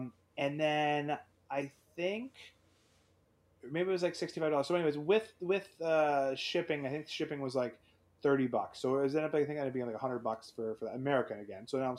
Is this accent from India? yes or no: no; Canada; But as a Canadian, if you get a large order and it gets broken into two or three shipments, you're now paying that brokerage fee for UPS and the customs fee twice.